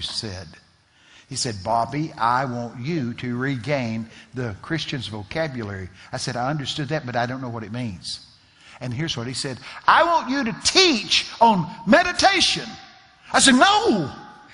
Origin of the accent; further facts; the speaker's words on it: Texas, United States; I'm from Texas